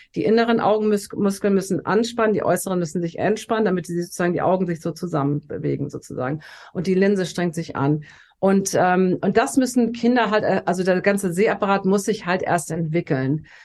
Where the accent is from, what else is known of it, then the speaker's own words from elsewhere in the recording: Hamburg, Germany; moved away as an adult; now in Los Angeles, United States; Also ich bin tatsächlich in Hamburg geboren, wo ich jetzt auch gerade bin und bin dann mit Anfang 30 nach Los Angeles ausgewandert